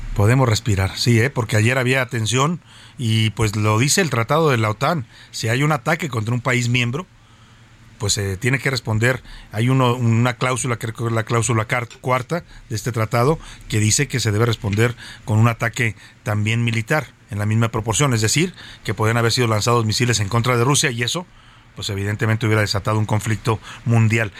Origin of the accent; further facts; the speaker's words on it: Mexico; lo que hacemos muchos mexicanos